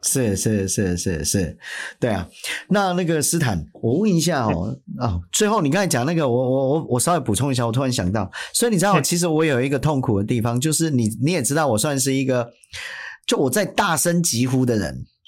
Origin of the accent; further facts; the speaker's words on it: Taiwan; 作为一个台湾人